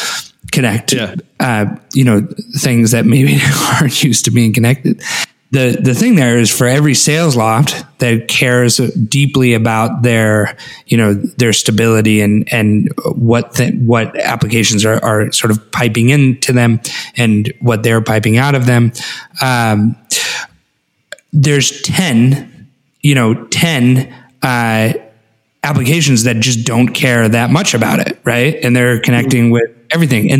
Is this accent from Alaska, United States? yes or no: yes; Alaska, United States; I grew up in Alaska